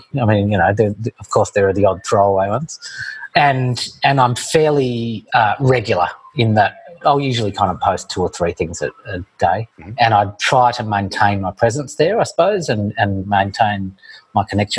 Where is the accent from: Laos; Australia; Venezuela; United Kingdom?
Australia; born or raised there